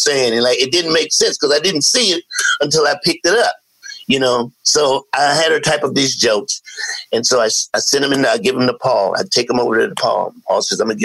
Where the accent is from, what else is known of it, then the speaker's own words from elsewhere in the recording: Columbia, South Carolina, United States; moved away as an adult; now in Los Angeles, United States; I'm from Columbia, South Carolina